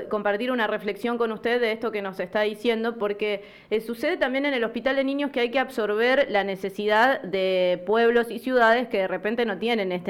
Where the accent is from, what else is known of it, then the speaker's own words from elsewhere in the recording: San Jerónimo Norte, Santa Fe, Argentina; Yo soy de San Jerónimo Norte